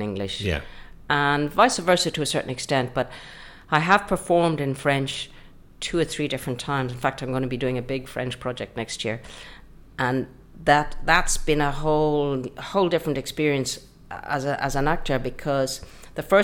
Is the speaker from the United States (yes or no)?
no; Connemara, Connacht, Ireland; also born or lived in Brittany, France; I was born out in Connemara and grew up there. So that's been completely my formation